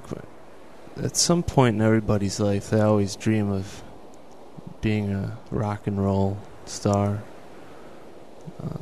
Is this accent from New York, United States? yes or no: yes; Buffalo, New York, United States; moved away as an adult; also born or lived in Colorado; now in Hollywood, United States; I grew up in Buffalo, New York